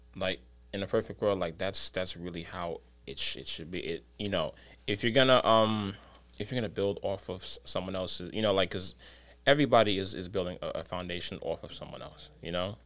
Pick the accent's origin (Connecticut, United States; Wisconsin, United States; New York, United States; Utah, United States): New York, United States; New York City; I'm from the Bronx